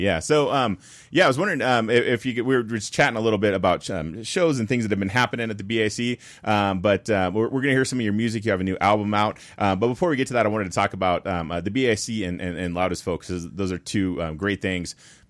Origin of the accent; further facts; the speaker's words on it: Carson City, Nevada, United States; Spike is a great artist from the region where I live, and he's from Reno. I'm from Carson City